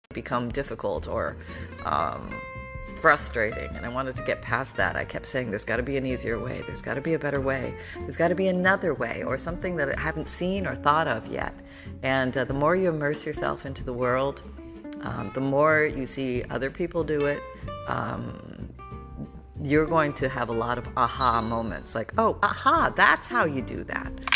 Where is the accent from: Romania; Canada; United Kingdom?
Canada; moved away; I grew up in Canada